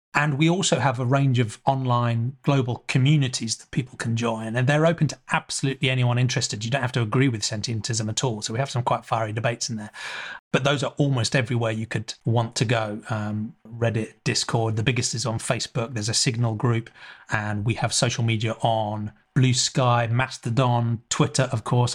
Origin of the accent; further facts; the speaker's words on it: England, United Kingdom; I grew up in England